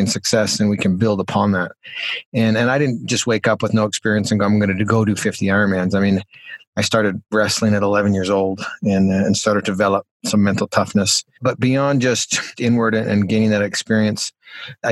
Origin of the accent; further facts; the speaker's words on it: Calgary, Alberta, Canada; I'm from Calgary, Alberta, Canada, and Calgary's kind of world famous for the Calgary Stampede